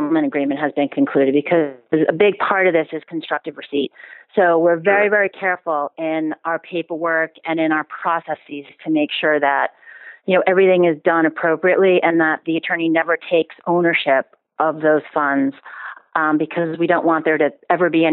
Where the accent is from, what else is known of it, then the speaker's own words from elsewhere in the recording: Boston, Massachusetts, United States; moved away as an adult; now in United Kingdom; I'm from Boston.